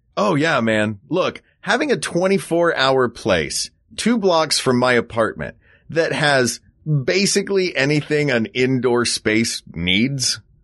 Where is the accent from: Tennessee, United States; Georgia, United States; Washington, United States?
Tennessee, United States; where I grew up in Tennessee